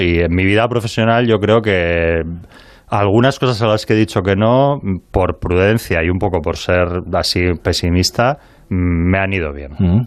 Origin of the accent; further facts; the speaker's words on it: Bilbao, Basque Country, Spain; como bilbaíno